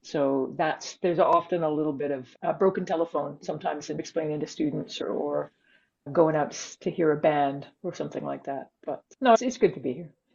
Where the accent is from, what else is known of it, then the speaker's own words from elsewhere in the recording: Canada; moved away as an adult; now in Edinburgh, United Kingdom; I'm Canadian.